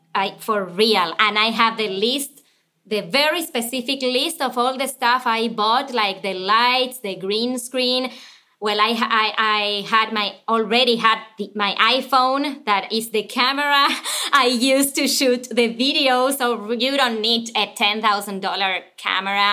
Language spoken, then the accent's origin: English; Buenos Aires, Argentina; English is a second language; moved away as an adult; now in United States; I was born and raised in Argentina